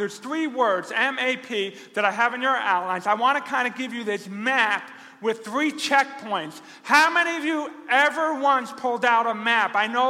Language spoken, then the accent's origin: English; Rochester, New York, United States; God forbid they know I'm a pastor from Rochester, New York.